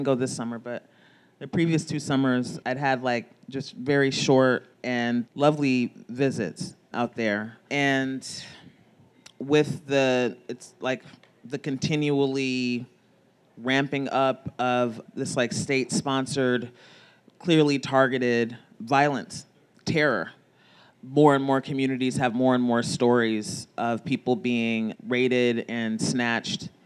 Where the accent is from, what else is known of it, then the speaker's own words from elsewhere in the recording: Los Angeles, California, United States; I grew up in Los Angeles